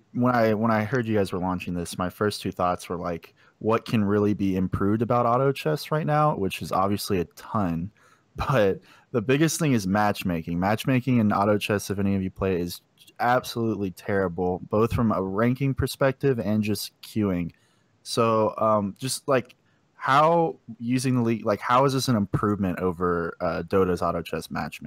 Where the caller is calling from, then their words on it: Memphis, Tennessee, United States; Memphis, Tennessee.